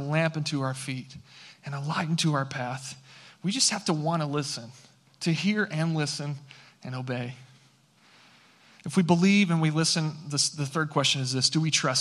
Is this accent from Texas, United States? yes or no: yes; San Angelo, Texas, United States; now in Fort Worth, United States; I grew up in West Texas, okay, out in San Angelo, Texas